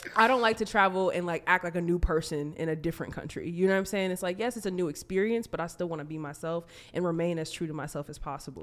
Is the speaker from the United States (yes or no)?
yes; United States; also born or lived in Minnesota; being American